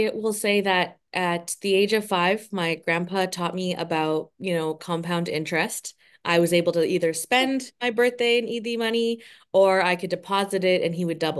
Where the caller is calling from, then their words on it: Toronto, Ontario, Canada; Oh, I'm right there with you. Toronto, Canada.